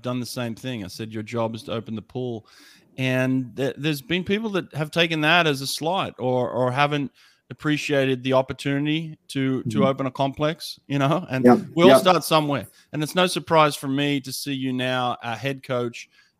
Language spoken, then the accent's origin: English; Sydney, New South Wales, Australia; I'm from Sydney, Australia